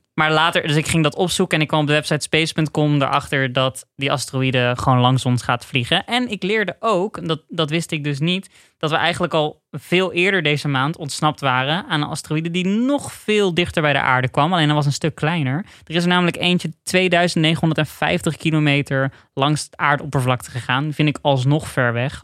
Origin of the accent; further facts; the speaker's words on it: Netherlands; Als Nederlander